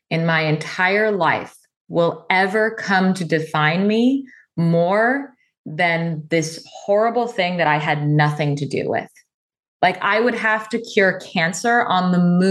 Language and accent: English; Seattle, Washington, United States; I grew up in Seattle. I still live in Seattle today.